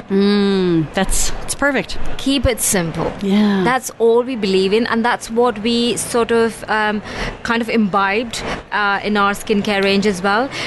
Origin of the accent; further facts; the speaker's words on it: India; So, growing up in India on this land